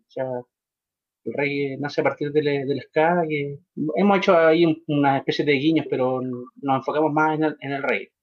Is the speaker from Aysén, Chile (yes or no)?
yes; Coyhaique, Aysén, Chile; mi Patagonia, en mi tierra